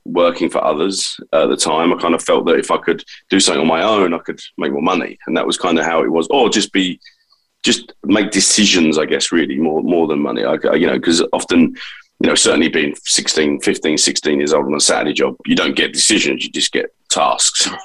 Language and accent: English; London, United Kingdom; accent: London; I was born in East London, and two great parents, and you know, in typical fashion, I guess, in that time, you know, I'm 43 years old now, so, you know, I was born in 78